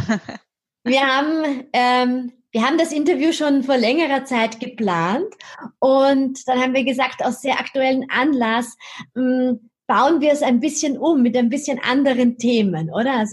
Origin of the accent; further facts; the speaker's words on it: Vienna, Austria; Andererseits gab es am Montagabend hier in Wien in meiner Heimatstadt ein Terrorattentat.